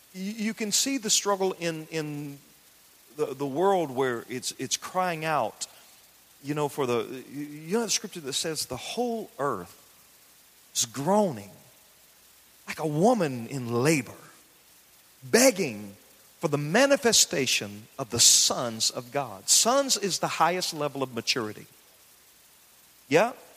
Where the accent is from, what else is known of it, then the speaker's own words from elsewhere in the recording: the South, United States; I grew up in the South. I grew up in the country